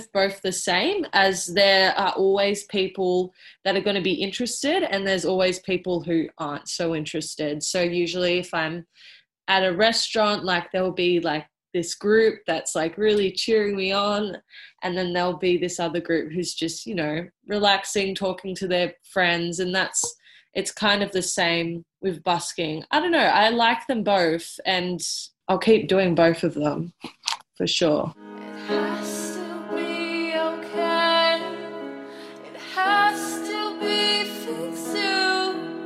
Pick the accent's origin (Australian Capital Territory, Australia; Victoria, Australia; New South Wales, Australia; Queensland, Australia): Victoria, Australia; Melbourne; I am from Melbourne, well, South Melbourne, down on the peninsula